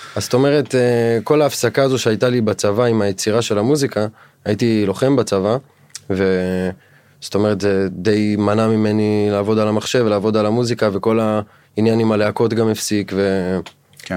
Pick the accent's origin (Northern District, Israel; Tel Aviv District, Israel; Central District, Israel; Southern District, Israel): Southern District, Israel; Dimona; moved away as an adult; אני במקור מהדרום, אה, מדימונה. נולדתי והתחנכתי וגדלתי שם עד גיל 21.